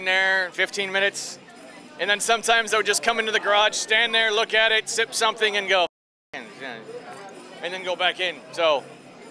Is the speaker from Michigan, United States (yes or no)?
yes; Detroit, Michigan, United States; I'm from Detroit, and it's very Motown